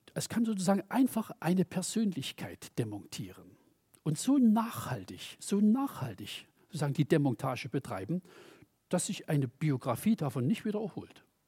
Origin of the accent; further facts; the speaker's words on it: Germany; ich komme aus der DDR